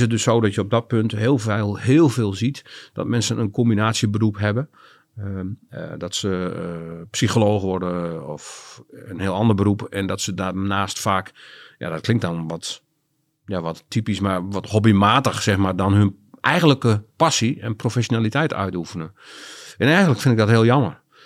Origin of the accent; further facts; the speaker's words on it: Groningen, Netherlands; also born or lived in Loins (birthplace, Groningen province) / Drachten; ik ben groot geworden in eh, de stad Groningen. Vanaf mijn vierde heb ik daar eh, gewoond.